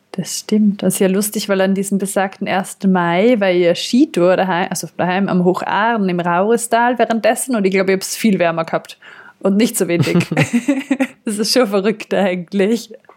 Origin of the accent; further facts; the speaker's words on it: southern Austria, Austria; bei uns im Süden Österreichs